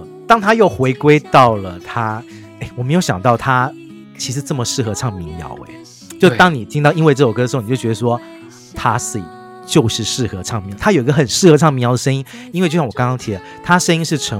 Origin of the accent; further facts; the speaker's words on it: Taipei, Taiwan; 因为我是台北长大的小孩